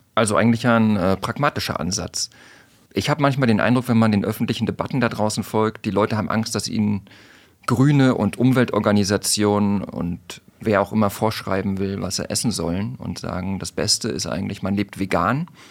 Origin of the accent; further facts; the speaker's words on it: Mecklenburg-Vorpommern, Germany; ich bin ja aus MacPom